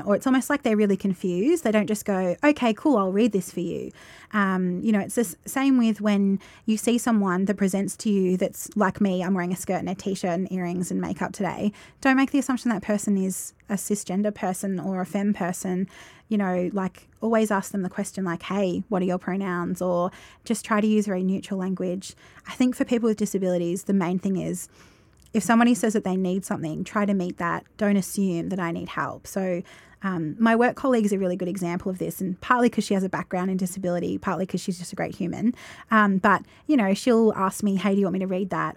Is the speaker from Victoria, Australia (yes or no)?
yes; Roche, Victoria, Australia; now in Shepparton, Australia; growing up in Roche, I remember there being, like, one gay guy at school